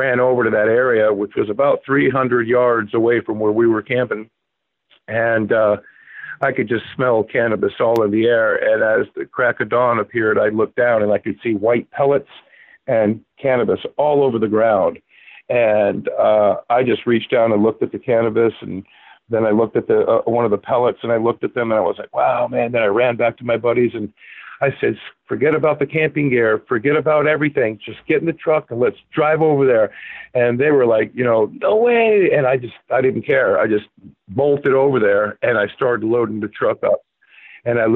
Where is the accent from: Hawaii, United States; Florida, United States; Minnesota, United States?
Florida, United States; Palm Beach County; moved away as an adult; now in New Hampshire, United States; I was born and raised in Palm Beach County